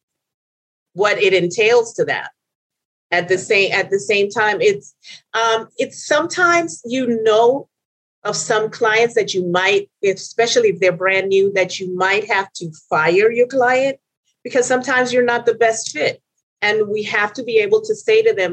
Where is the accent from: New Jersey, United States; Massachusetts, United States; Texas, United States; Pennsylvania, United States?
Texas, United States; Houston; also born or lived in Venezuela; I'm originally from Venezuela. My father was from Trinidad, and I was brought up in Houston